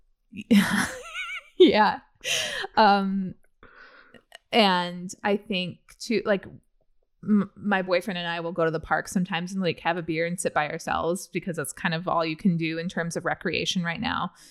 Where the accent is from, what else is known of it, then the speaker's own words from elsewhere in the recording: Central Illinois, United States; I'm from Central Illinois